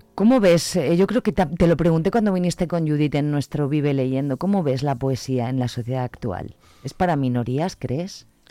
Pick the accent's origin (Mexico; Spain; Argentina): Spain; Pozuelo de Tábara, Castile and León; mi pueblo es Pozuelo de Tábara